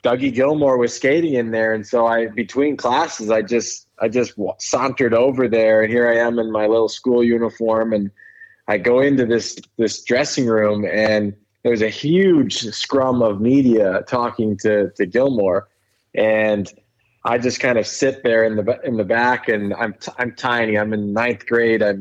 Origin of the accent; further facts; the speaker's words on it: Toronto, Ontario, Canada; I grew up in Toronto, and I went to a school downtown